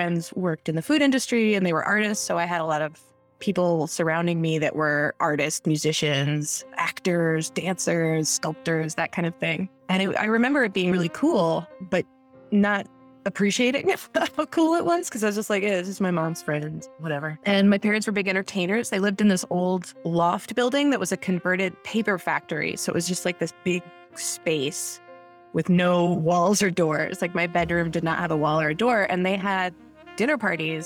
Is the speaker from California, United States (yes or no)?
no; New York City, New York, United States; I was born in New York City in 1985